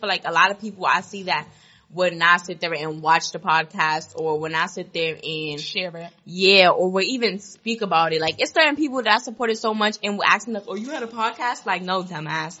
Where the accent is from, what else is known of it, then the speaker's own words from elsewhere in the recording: New York City, New York, United States; also born or lived in Canarsie, Brooklyn; I grew up in Queens